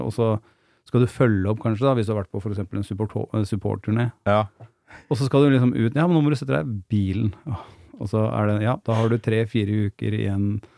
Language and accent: Norwegian; Gjerdrum, Akershus, Norway; also born or lived in Lillestrøm; da bodde vi i Gjerdrum